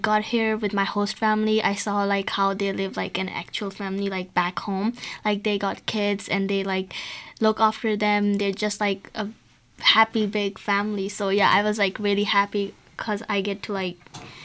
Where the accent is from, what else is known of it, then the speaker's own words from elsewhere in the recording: Pakistan; I'm from Pakistan